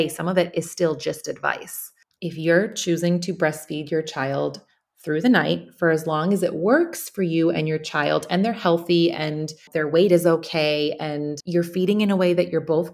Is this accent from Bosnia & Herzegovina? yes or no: yes; Bosnia & Herzegovina; now in United States; I'm currently in my home country, in Bosnia, I'm in Sarajevo